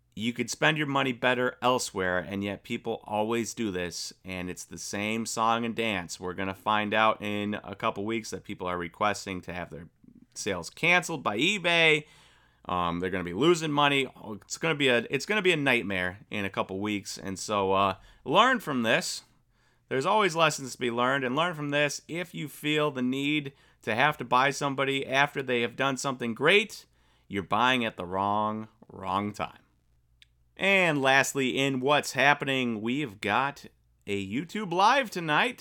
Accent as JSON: {"language": "English", "region": "Wisconsin", "country": "United States", "said": "I'm from Wisconsin"}